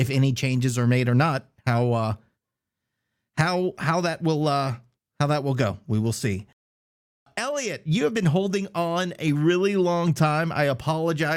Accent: South Louisiana, United States; We're all Cajuns. Maybe not all of us are Cajuns, but we're from South Louisiana

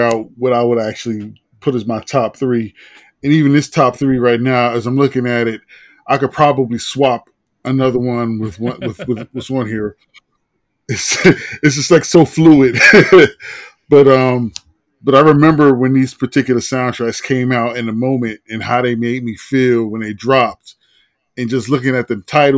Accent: New Jersey, United States; I'm a Jersey head. New Jersey Drive takes place in my hometown

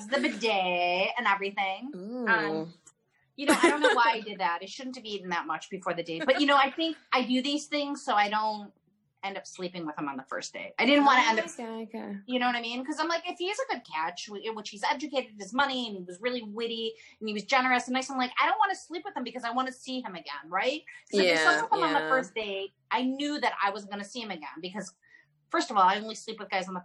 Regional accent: Chicago, Illinois, United States; now in California, United States; I'm from Chicago

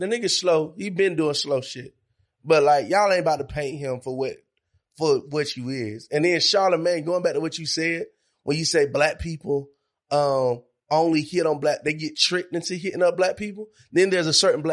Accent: Monroe, United States; I'm from Monroe. I'm from a small town

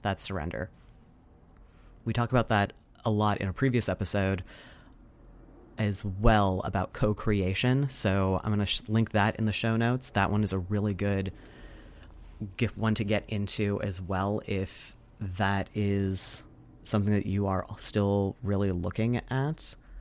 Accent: United States; as an American

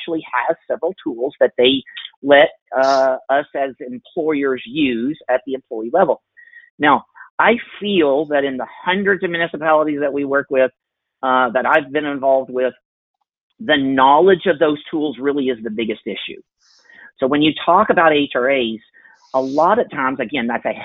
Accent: Oklahoma, United States; I'm from Oklahoma, and we're based here in Oklahoma City

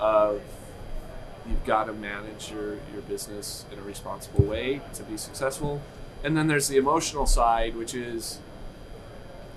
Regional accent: New Mexico, United States; also born or lived in Michigan / Colorado / Texas; now in Denver, United States; I was born in Michigan, grew up in New Mexico

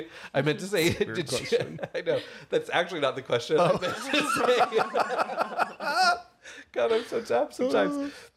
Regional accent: Connecticut, United States; born or raised there

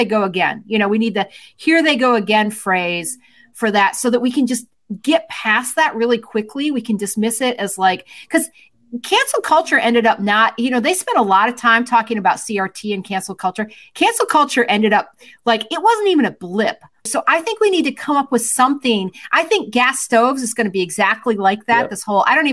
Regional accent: Michigan, United States; moved away; I don't live there now, but that's my home stomping grounds.

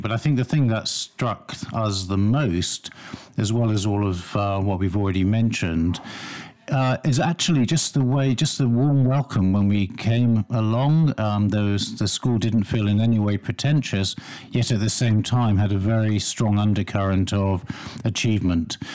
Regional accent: London, United Kingdom; I grew up in North London, so I'm very familiar with the area.

